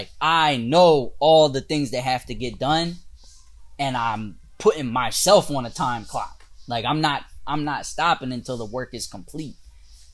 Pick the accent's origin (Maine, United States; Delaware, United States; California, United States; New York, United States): Delaware, United States; when I used to live like growing up in Delaware